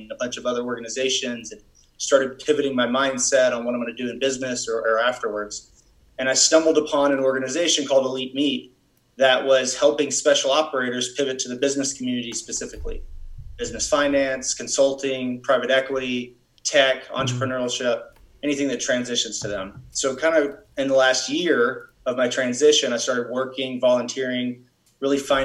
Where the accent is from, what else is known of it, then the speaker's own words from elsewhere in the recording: Dallas-Fort Worth area, Texas, United States; from Texas originally. Grew up in the Dallas-Fort Worth area